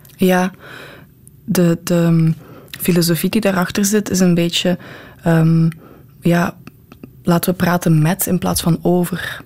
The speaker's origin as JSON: {"language": "Dutch", "town": "Bree", "region": "Flanders", "country": "Belgium", "said": "ik ben van Bree afkomstig"}